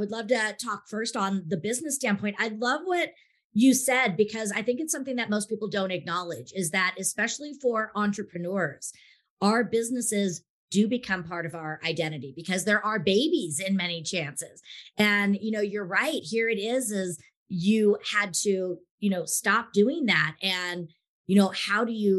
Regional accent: Bay Area, California, United States; my hometown area, the Bay Area

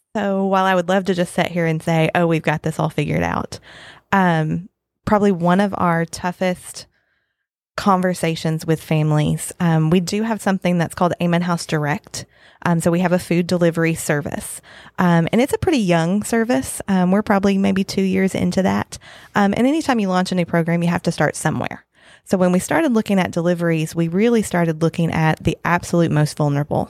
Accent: Western Kentucky, United States; moved away as an adult; also born or lived in Lexington, Kentucky; now in Scott County, Kentucky, United States; I grew up in Western Kentucky.

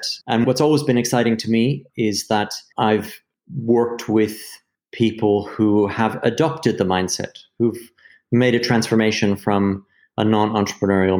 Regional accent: United States; moved away as an adult; also born or lived in London, United Kingdom; now in United Kingdom; I'm American, but I moved to London when I was 23

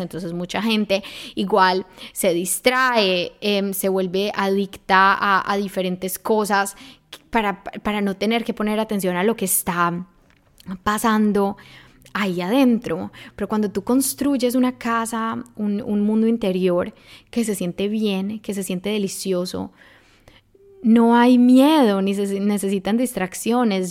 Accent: Medellín, Antioquia, Colombia; moved away as an adult; now in Germany; yo soy de Colombia, especialmente de Medellín, o sea, la ciudad de la eterna primavera

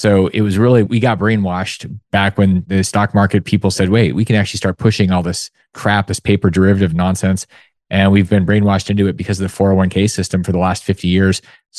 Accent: Alaska, United States; growing up in Alaska

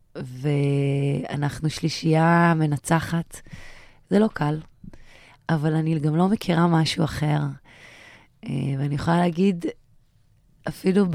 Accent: Sha'ar HaNegev, Southern District, Israel; המקום הזה שאני מנהלת אותו היום, שם גדלתי

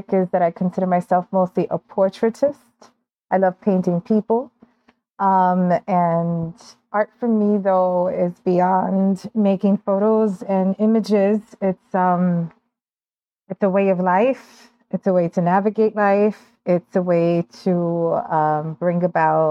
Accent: New York City, New York, United States; moved away as an adult; now in Aguada, Puerto Rico; I was born in Brooklyn and raised there to parents who were born in Ponce, both of them. And so 9 years ago, I moved to Puerto Rico, not to Ponce, but to Aguada.

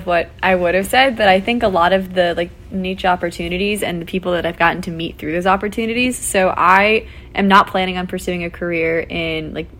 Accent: Fairfield, Connecticut, United States; I am a current senior here at Notre Dame studying neuroscience and education, schooling and society, and I am from Fairfield, Connecticut.

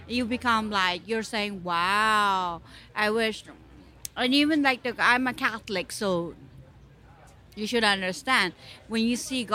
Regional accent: Dhaka, Dhaka Division, Bangladesh; moved away as an adult; now in New York, United States; I'm from Bangladesh in Dhaka.

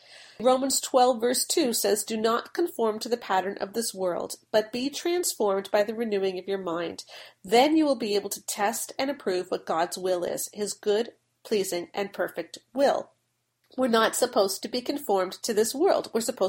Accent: United Kingdom; but the problem is that I'm British.

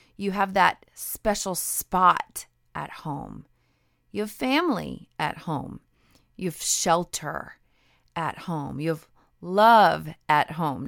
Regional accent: Idaho, United States; also born or lived in the South (US); now in the South, United States; I grew up in Idaho near the mountains, and I am definitely a mountain girl.

